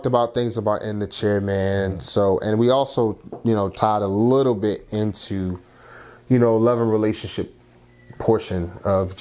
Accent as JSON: {"language": "English", "town": "Philadelphia", "region": "Pennsylvania", "country": "United States", "also_born_or_lived": "Baltimore", "said": "I'm from Philly"}